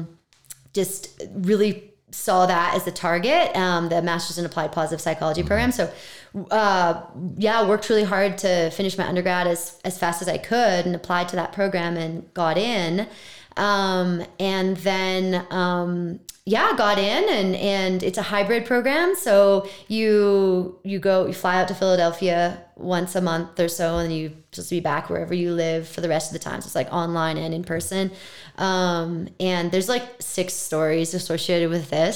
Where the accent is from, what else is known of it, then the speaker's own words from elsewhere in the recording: Vancouver, British Columbia, Canada; moved away as an adult; I'm from Vancouver